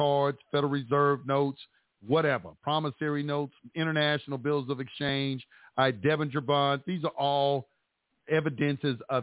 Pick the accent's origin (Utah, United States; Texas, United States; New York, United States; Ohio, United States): Texas, United States; Dallas; moved away; That's my hometown.